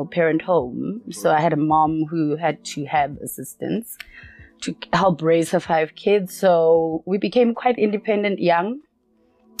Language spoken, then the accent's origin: English; Soweto, Gauteng, South Africa; So I grew up in a small neighborhood in Soweto.